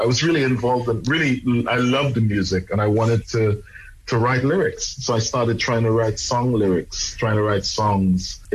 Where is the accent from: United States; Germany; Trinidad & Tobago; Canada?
Trinidad & Tobago; moved away; I was born and raised in Trinidad, in the Caribbean.